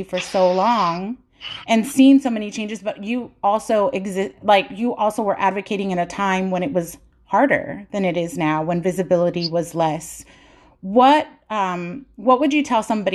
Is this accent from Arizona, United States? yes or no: yes; Tucson, Arizona, United States; I was born in Tucson.